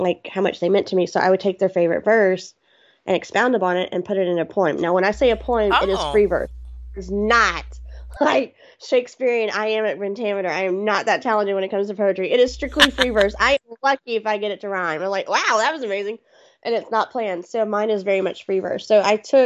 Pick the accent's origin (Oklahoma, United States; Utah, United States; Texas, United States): Texas, United States; Houston; I'm a Southern girl. I'm from Texas